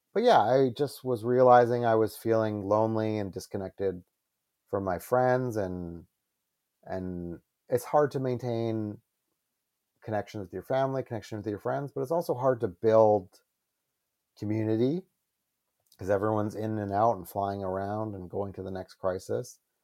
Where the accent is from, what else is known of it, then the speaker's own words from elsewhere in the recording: Calgary, Alberta, Canada; moved away as an adult; I was from Calgary